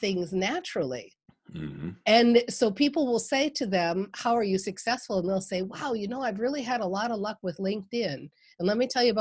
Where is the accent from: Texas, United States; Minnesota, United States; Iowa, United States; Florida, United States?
Minnesota, United States; I'm from Minnesota